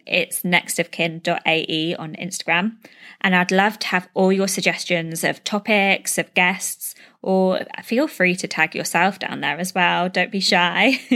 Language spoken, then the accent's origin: English; United Kingdom; moved away as an adult; now in Dubai, United Arab Emirates; I'm a British expat living in Dubai, UAE, with my partner and baby girl